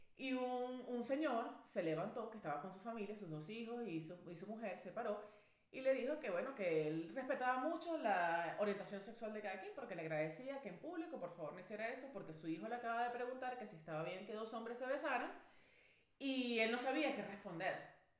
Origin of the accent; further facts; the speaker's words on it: Venezuela; yo soy venezolano, mi pana. Yo nací, crecí y mi cultura es reinados de belleza